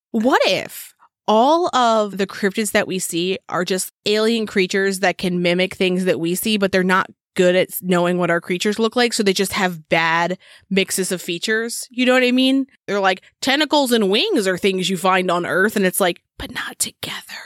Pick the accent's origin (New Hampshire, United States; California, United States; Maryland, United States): Maryland, United States; I'm from Maryland